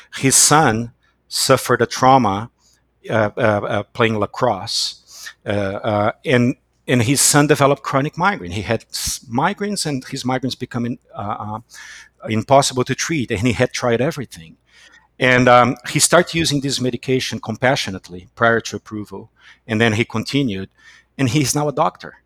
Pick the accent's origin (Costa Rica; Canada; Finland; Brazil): Brazil; moved away as an adult; now in United States; I was born in Brazil and I came to the United States in 2001